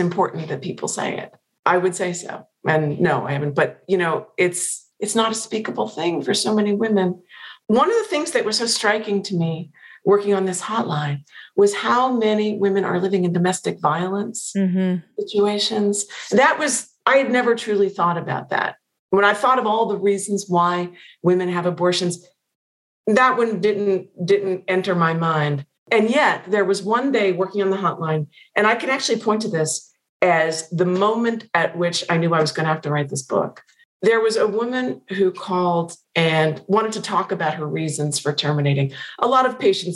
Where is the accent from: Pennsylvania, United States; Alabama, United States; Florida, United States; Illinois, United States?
Pennsylvania, United States; moved away; I've not been back to Pennsylvania since it came out